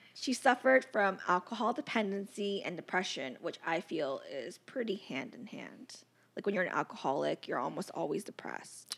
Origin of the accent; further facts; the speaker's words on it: United States; I was born in America